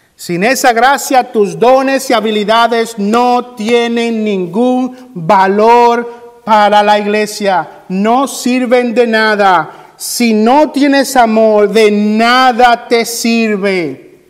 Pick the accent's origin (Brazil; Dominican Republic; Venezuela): Dominican Republic; moved away; en mi país, República Dominicana